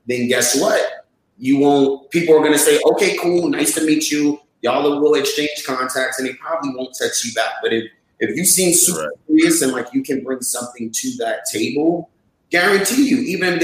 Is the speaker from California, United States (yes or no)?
no; New York City, New York, United States; also born or lived in Brooklyn, New York / Atlanta, Georgia; I grew up in Jamaica, Queens, and then eventually I moved to Brooklyn